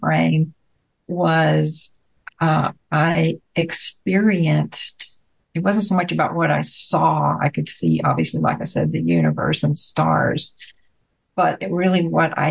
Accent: Bryan, Texas, United States; moved away as an adult; also born or lived in Houston, Texas; while I was still in my hometown in Bryan, like I said, I lived in Houston at the time.

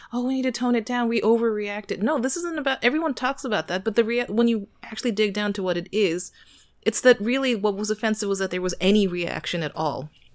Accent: United States; I'm Korean American

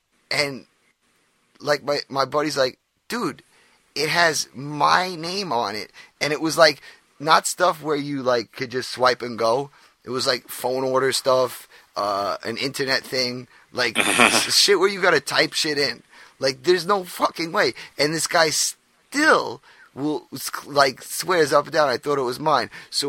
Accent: New York, United States; Yeah, well, I'm from New York. Bagels are like a standard.

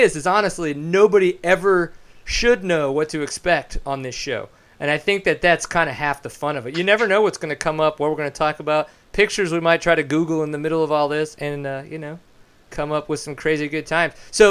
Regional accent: New Orleans, Louisiana, United States; I grew up in Louisiana, in southern Louisiana. For whatever reason, I grew up in New Orleans, so I don't know if because of the fact that I was in New Orleans proper, that I didn't actually pick up a southern accent

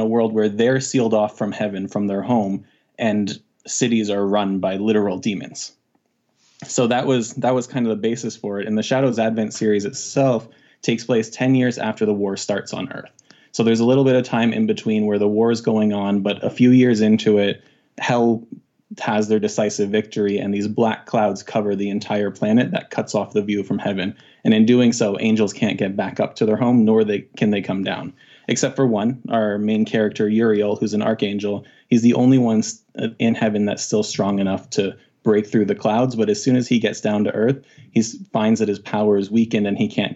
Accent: Canada; I'm from the Great White North in Canada.

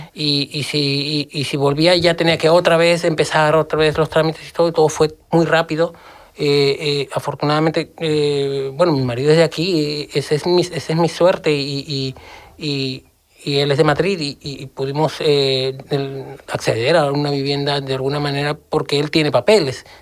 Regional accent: Lima, Peru; moved away as an adult; now in Seville, Spain; viniendo de, de donde vengo, yo soy de Lima

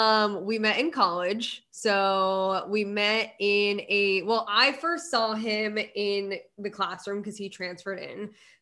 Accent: Connecticut, United States; Yeah. I'm from Connecticut.

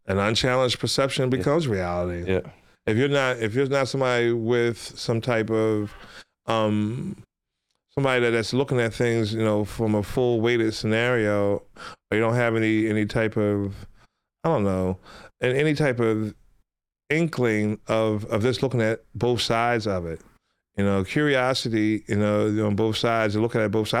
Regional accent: Philadelphia, Pennsylvania, United States; ever since I was a little kid growing up in West Philadelphia

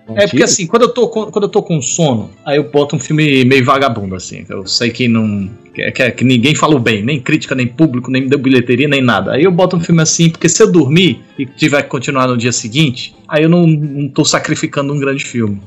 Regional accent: Maceió, Alagoas, Brazil; Eu sou de Maceió, eu não falo oxe nem oxente.

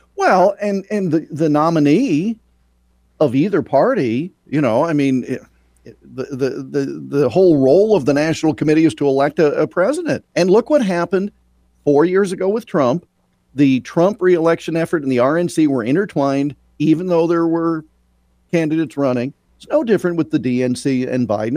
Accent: Iowa, United States; a native Iowan and a huge honk for my home state

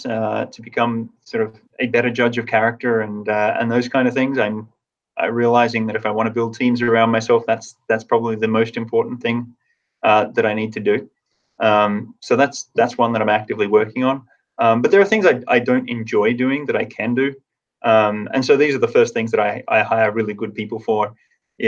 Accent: Tasmania, Australia; moved away; I grew up in Tasmania

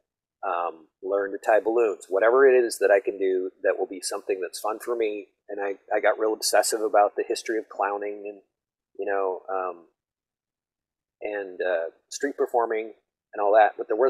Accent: Missoula, Montana, United States; I grew up in Montana.

